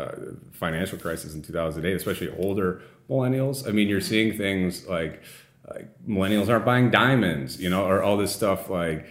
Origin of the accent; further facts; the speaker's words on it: Illinois, United States; moved away as an adult; also born or lived in Waukesha, Wisconsin / Washington, D.C.; now in Wisconsin, United States; I grew up in Illinois